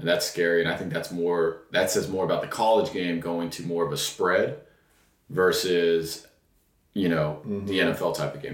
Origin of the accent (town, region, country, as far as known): Texas, United States; born or raised there; also born or lived in New York